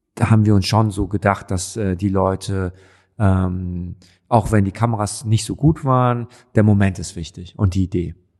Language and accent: German; Düsseldorf, North Rhine-Westphalia, Germany; also born or lived in Cologne; now in Berlin, Germany; wir in Düsseldorf